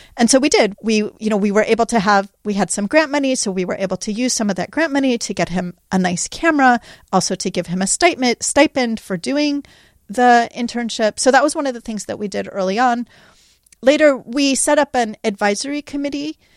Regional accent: California, United States; I grew up in California. This has been my home my whole life.

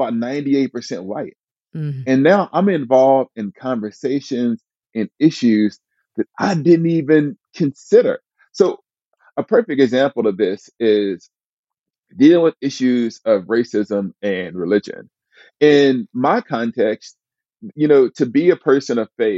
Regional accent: Huntsville, Alabama, United States; moved away as an adult; I grew up in Northwest Huntsville, that was a mostly impoverished part of Alabama

